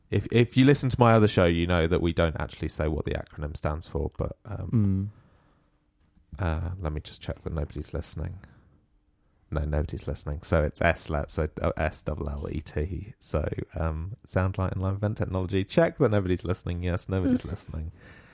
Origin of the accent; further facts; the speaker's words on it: Sandy, East of England, United Kingdom; moved away as an adult; now in Derby, United Kingdom; So, and I'm from a little town in Sandy. No, a little town in Bedfordshire called Sandy.